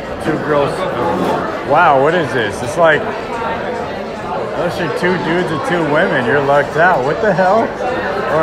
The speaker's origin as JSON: {"language": "English", "town": "San Mateo", "region": "California", "country": "United States", "tie": "born or raised there", "said": "I was raised in San Mateo"}